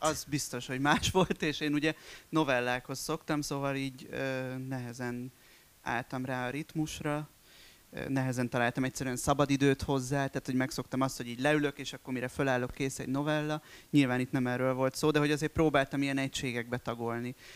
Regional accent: a town near Esztergom, Komárom-Esztergom, Hungary; moved away; also born or lived in Budapest; jellegében falu a mai napig, ugye Esztergom mellett. És hát én ebben nőttem föl

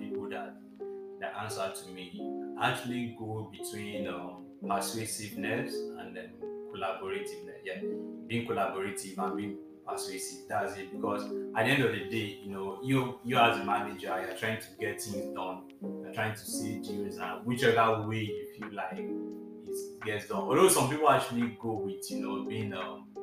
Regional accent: Nigeria; me being a Nigerian

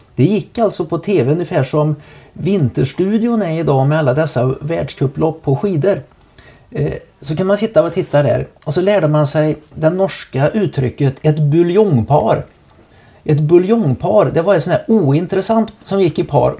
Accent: Trollhättan, Västra Götaland, Sweden; hemma i Trollhättan

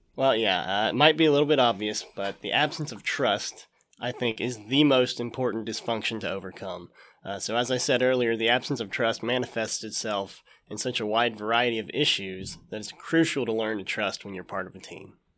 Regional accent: Jackson, Ohio, United States; We got two kids, Henry and Clara, and we're from Jackson

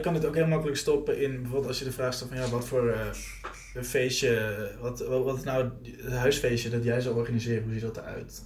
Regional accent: Netherlands; wij Nederlanders

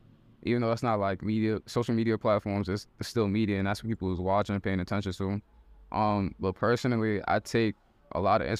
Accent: New York City, New York, United States; also born or lived in Baltimore; I was born in Baltimore, but I'm Harlem raised. I'm in Harlem right now.

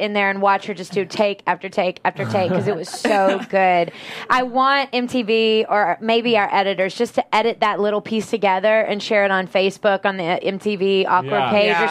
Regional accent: the South, United States; I'm from the South

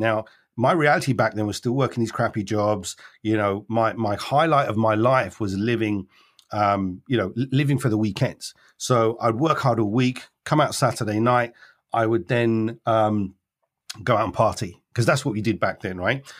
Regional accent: London, United Kingdom; I was born in London

